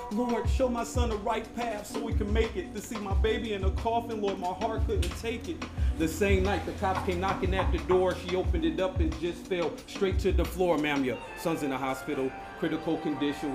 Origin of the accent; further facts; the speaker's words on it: Fort Wayne, Indiana, United States; moved away as an adult; now in Puerto Viejo, Costa Rica; I'm from Indiana, Fort Wayne, Indiana, United States